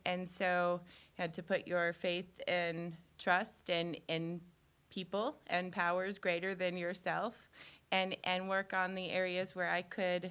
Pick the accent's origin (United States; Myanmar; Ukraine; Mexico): United States; Franklin County, north of Carbondale, Illinois; I grew up in Franklin County, just north of Carbondale, in a little town